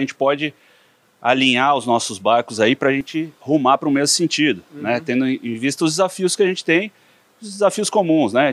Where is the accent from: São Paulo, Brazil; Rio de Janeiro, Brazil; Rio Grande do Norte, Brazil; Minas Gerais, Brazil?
São Paulo, Brazil; also born or lived in Piracicaba; eu sou filho de piracicabanos mesmo, uhum. é, meus pais estudaram na Exalc, foram servidores públicos, cresci em São Paulo